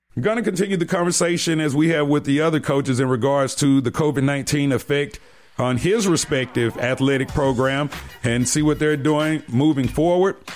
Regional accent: Decatur, Georgia, United States; Now I'm from down south. I'm from Decatur, GA.

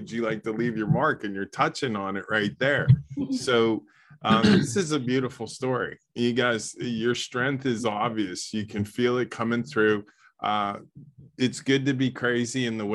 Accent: Pittsburgh, Pennsylvania, United States; moved away; also born or lived in Los Angeles, California; I lived in LA for 16 years and I'm originally from Pittsburgh

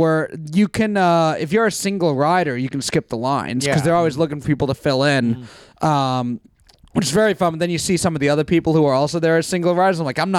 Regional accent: New York, United States; I'm from New York

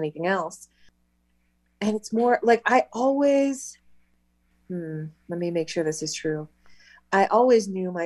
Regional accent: Loveland, Colorado, United States; moved away as an adult; also born or lived in Greeley, Colorado; I was born in Greeley, Colorado, and grew up in Loveland until I was 27.

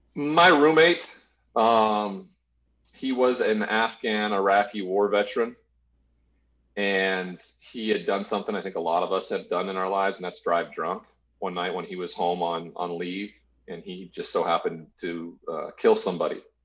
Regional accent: Great Falls, Montana, United States; I grew up in a small town in uh, in Montana called Great Falls

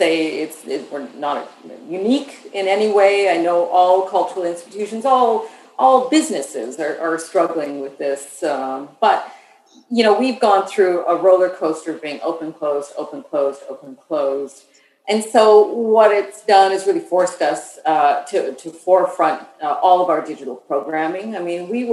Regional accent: Saskatchewan, Canada; now in Ottawa, Canada; I'm from the West. So what's called Saskatchewan, one of the prairie provinces

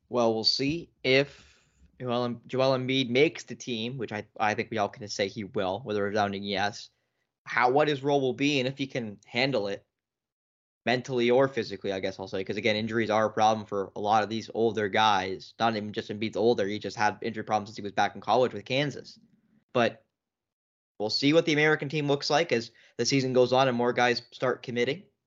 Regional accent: Canada; as a Canadian fan

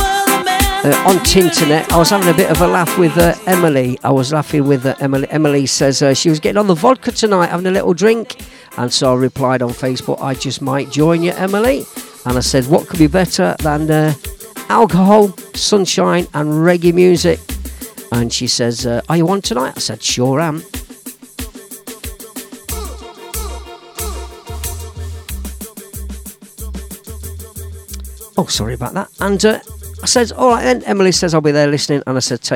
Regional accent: Leicester, East Midlands, United Kingdom; my hometown, just near to the High Cross in Leicester City Centre

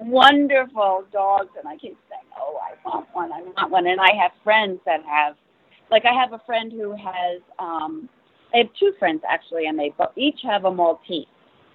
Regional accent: New York, United States; I'm from New York.

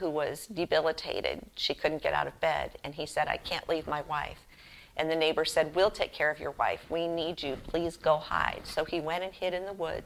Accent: Boston, Massachusetts, United States; Growing up in Boston, Massachusetts, I knew John Hancock

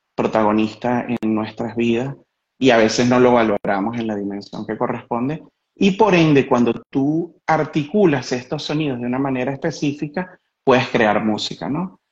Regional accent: Caracas, Capital District, Venezuela; moved away as an adult; now in Italy; fui a mis raíces como caraqueño, nacido en la, en la Parroquia Katia y crecido toda mi historia de vida hasta los 38 años en el Marqués

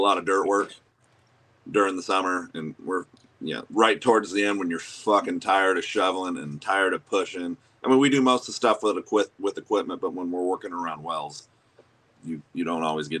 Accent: Eastern Washington, United States; also born or lived in Seattle, Tacoma area; No, I'm from Eastern Washington. Originally, I lived over in the Seattle, Tacoma area.

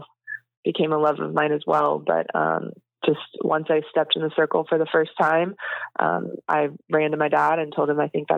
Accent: Texas, United States; growing up in Texas, you choose either Aggies or Longhorns at a young age.

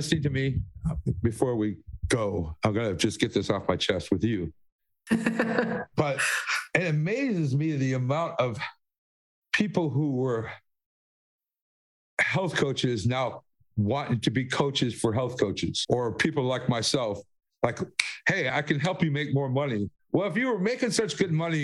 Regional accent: Gun Lake, west Michigan, United States; born or raised there; also born or lived in Dearborn, Michigan / Redford Township, Michigan

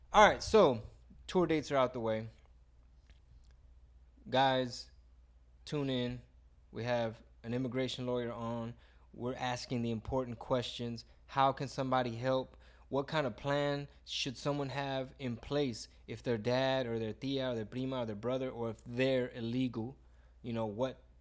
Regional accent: Houston, Texas, United States; H-Town, Texas. I'm doing my hometown

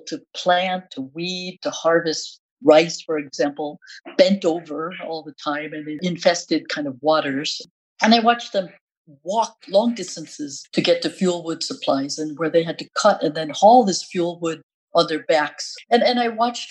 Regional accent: United States; as an American, for me, that meant interest in forestry and various natural resources

